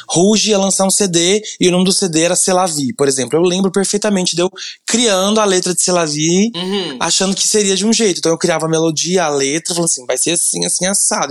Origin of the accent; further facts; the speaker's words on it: Goiânia, Goiás, Brazil; Eu sou de Goiânia